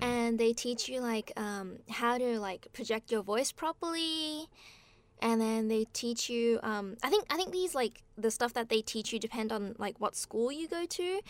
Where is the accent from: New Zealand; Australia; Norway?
Australia; moved away as an adult; now in Japan; I grew up in Australia, and then, um, I came to Japan when I was eighteen